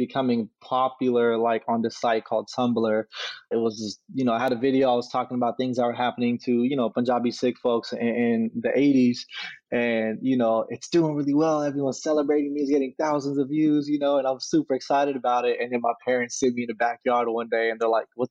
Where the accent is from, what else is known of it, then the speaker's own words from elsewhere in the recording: Sacramento, California, United States; grew up in South Sacramento, California, you know, right off Florin in 29th